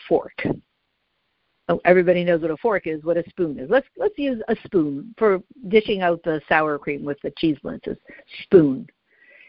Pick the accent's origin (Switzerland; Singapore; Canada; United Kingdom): Canada; I'm Canadian.